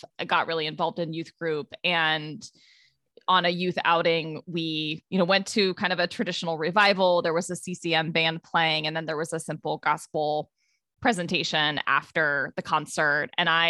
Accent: Ohio, United States; I grew up in Ohio, and I would say all through my childhood, my family went to Methodist churches.

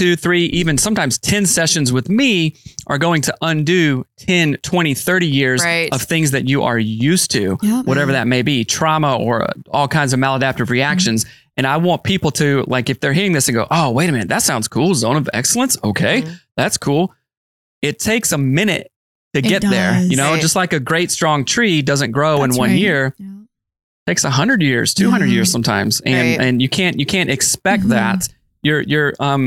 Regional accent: the South, United States; I'm from the South

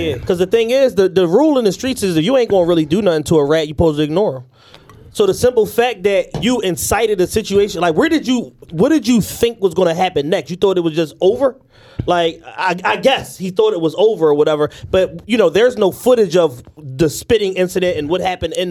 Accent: Philadelphia, Pennsylvania, United States; We're from Philadelphia

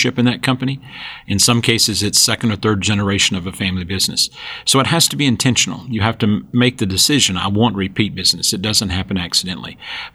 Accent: Western North Carolina, rural North Georgia, United States; I grew up, and you can tell by my accent, in the rural part of North Georgia, Western North Carolina

